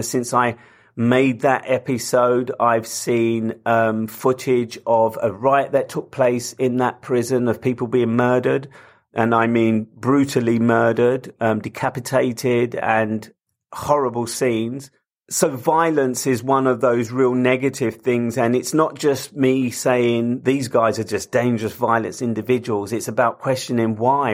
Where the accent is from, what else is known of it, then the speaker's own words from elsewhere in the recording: London, United Kingdom; I come from London, I live in London